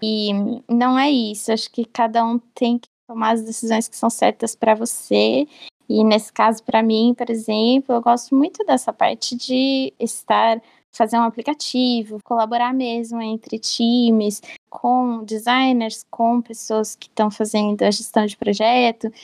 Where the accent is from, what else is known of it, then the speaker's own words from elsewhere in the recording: Bauru, São Paulo, Brazil; eu sou de Bauru